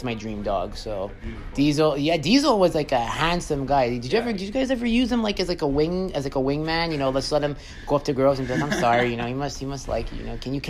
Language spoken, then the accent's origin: English; Beaconsfield, Quebec, Canada; also born or lived in Montreal; I used to live in the West Island, actually. I grew up in Beaconsfield.